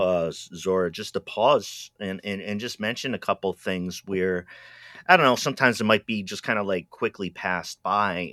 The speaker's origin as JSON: {"language": "English", "region": "Rhode Island", "country": "United States", "also_born_or_lived": "New England", "said": "I was from Rhode Island"}